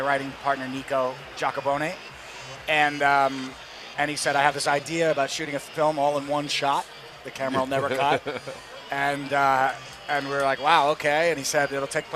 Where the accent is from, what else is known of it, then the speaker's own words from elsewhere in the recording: New York City, New York, United States; also born or lived in Bronx; I was born in Washington Heights, New York City, which is about, a half-hour walk from Yankee Stadium.